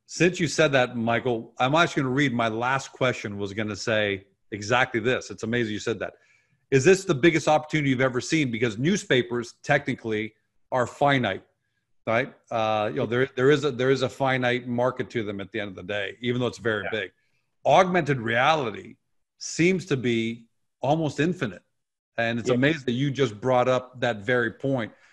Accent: Canada; I'm Canadian

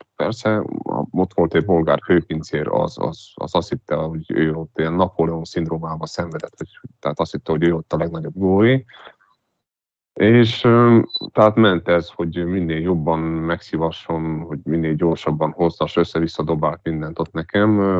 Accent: Transylvania, Romania; én Erdélyből vagyok

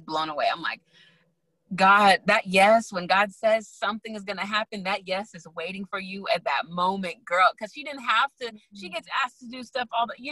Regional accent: San Bernardino, California, United States; I'm a nobody from San Bernardino.

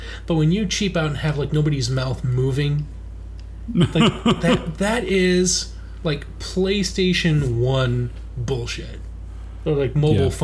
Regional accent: Ottawa, Ontario, Canada; I grew up in Little Italy in that part of Ottawa.

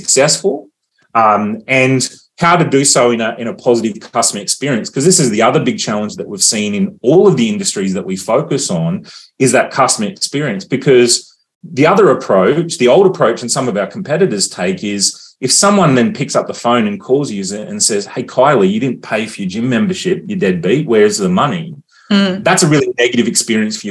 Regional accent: Australia; as an Australian

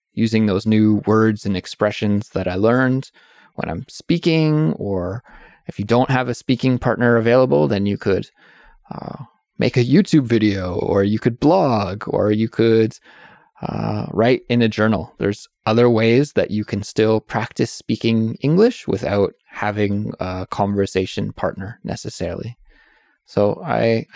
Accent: Kelowna, British Columbia, Canada; I would love to go back to Kelowna, my hometown

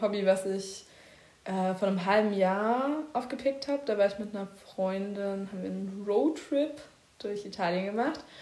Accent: Berlin, Germany; moved away as an adult; now in Bavaria, Germany; Und ich bin in Berlin geboren. Ja. In Berlin Spandau streng genommen.

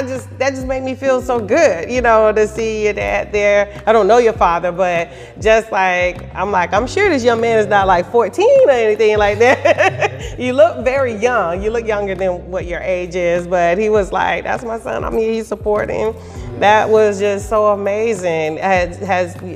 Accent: Daytona Beach, Florida, United States; now in Orlando, United States; I'm not originally from Orlando. I'm from Daytona

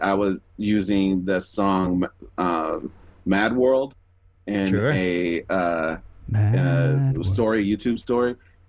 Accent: Chicago, Illinois, United States; We're from Chicago

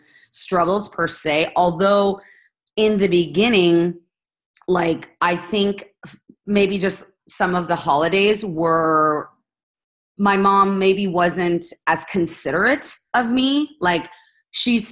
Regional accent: Spain; I'm Spanish Italian and I grew up in Spain.

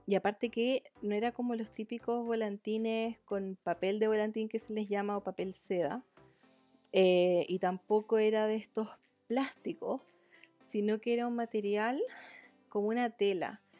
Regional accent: Chile; todos los que somos chilenos

